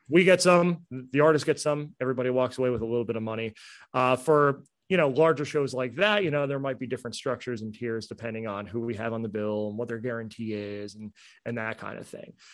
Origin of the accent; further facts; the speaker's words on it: New Jersey, United States; moved away; I'm from New Jersey. we curse up there